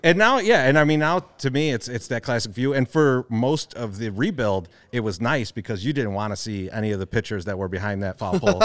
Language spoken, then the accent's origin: English; Chicago, Illinois, United States; we grew up in Bridgeport